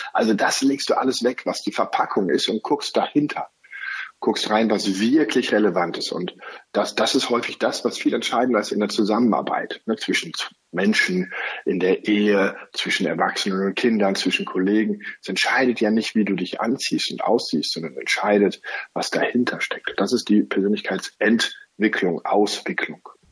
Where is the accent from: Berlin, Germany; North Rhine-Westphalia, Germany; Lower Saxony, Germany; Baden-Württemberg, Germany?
North Rhine-Westphalia, Germany; Cologne; als Kölner